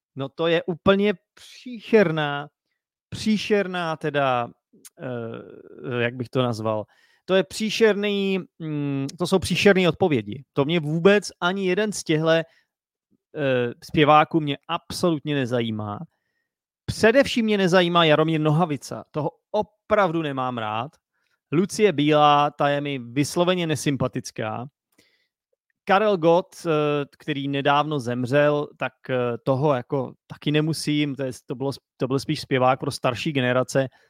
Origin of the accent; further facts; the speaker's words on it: Czechia; jsem Čech